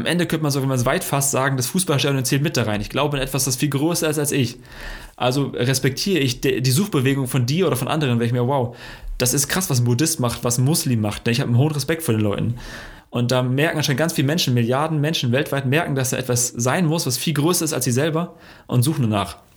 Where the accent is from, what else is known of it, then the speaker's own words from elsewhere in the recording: Dortmund, North Rhine-Westphalia, Germany; Also, warum bist du Frankfurter, warum bin ich Dortmunder?